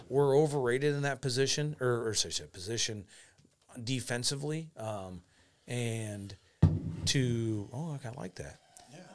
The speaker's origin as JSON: {"language": "English", "town": "Clinton", "region": "Iowa", "country": "United States", "said": "I am from Clinton, Iowa."}